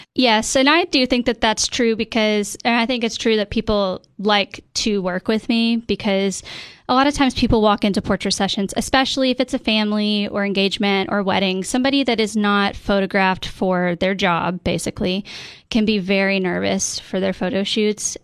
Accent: Cookeville, Tennessee, United States; also born or lived in Nashville, Tennessee / Washington, D.C.; come back to my hometown

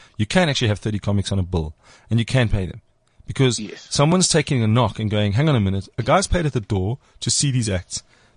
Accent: Cape Town, Western Cape, South Africa; I'm from Cape Town

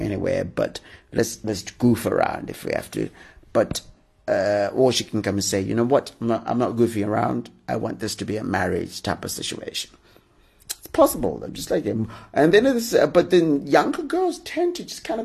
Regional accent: Zimbabwe; now in Harare, Zimbabwe; I suppose normally I record it from Harare, which is my hometown

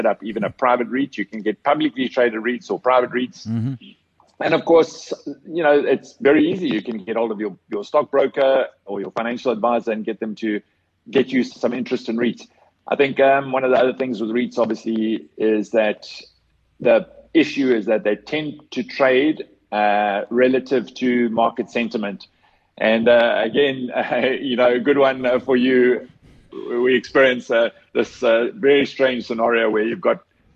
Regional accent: South Africa; as a South African

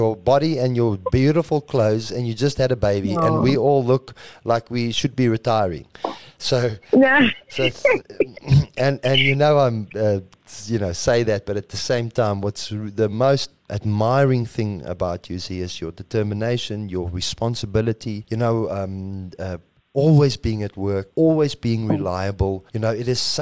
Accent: South Africa; we say we're South African

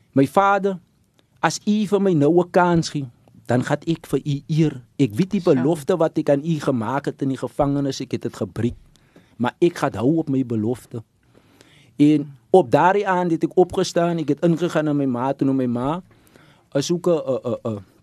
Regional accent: Stellenbosch, Western Cape, South Africa; ek het groot geword in Stellenbosch, dan Ida's Vallei Premier.

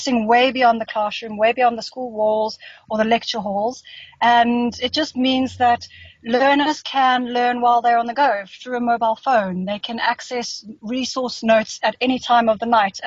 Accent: Johannesburg, Gauteng, South Africa; also born or lived in Cape Town / United Kingdom; I grew up in Joburg.

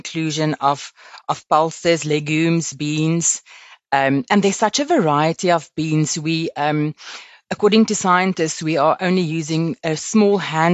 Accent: Limpopo, South Africa; I grew up in Limpopo and on a farm

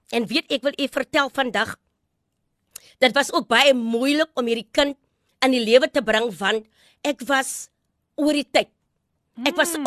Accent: Graaff-Reinet, Eastern Cape, South Africa; ek het groot geword in Graafrein net.

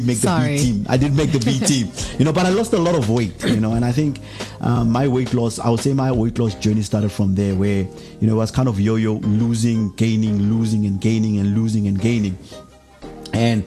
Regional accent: Pretoria, Gauteng, South Africa; I come from a township in the east of Pretoria, Mamelodi

